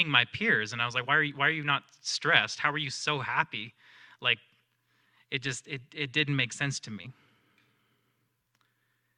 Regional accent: the South, United States; I grew up in the South, so I grew up around Christianity

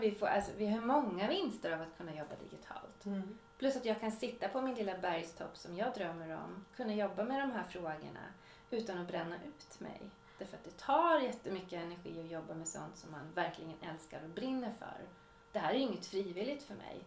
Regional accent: Uppsala, Uppsala County, Sweden; also born or lived in Swedish inland (Norrland); now in Swedish inland, Sweden; jag kommer ju från Uppsala, har ju flyttat hit för att jag vill ha lugn och ro

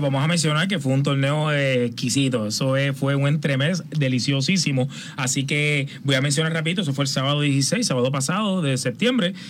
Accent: Aguas Buenas, Puerto Rico; en mi pueblo, en Aguas Buenas

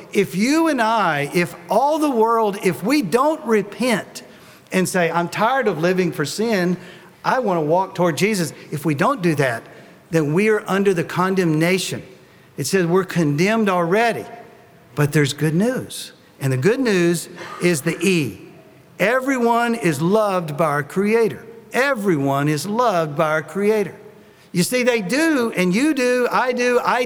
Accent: Tennessee, United States; I'm from Tennessee

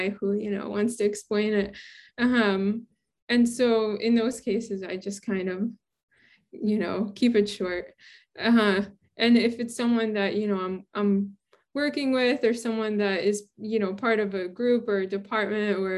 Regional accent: New York City, New York, United States; moved away as an adult; also born or lived in Boston / Western Massachusetts / Santa Barbara; now in Oregon, United States; I grew up in Brooklyn.

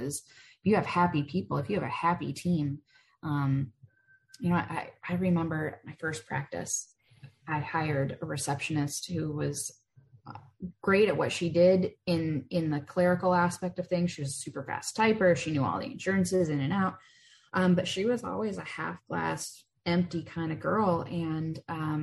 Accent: Michigan, United States; moved away as an adult; also born or lived in Charlotte, North Carolina; now in Denver, United States; I grew up in Michigan

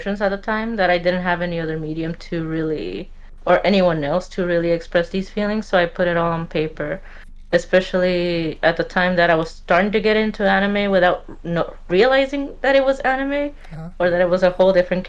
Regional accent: California, United States; also born or lived in Mexico; I was born here in California. Lived for a while, then went to Mexico around my younger teen years

